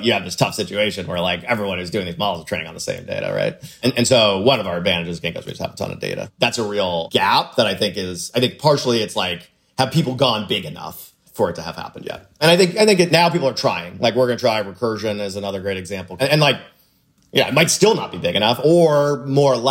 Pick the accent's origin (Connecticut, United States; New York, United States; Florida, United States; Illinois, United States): Florida, United States; I grew up in Florida